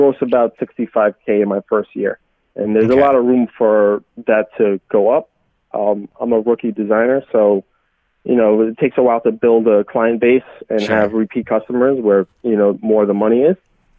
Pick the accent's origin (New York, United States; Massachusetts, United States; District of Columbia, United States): New York, United States; New York City; moved away as an adult; now in New Jersey, United States; I was born and raised in Brooklyn and lived there all my life.